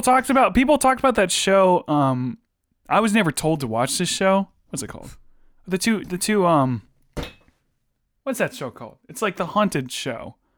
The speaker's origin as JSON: {"language": "English", "region": "Virginia", "country": "United States", "said": "we're all from Virginia"}